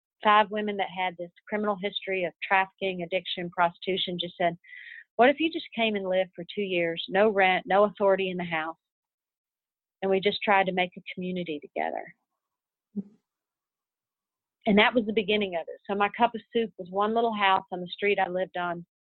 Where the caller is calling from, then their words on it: Texas, United States; I'm calling you from Texas right now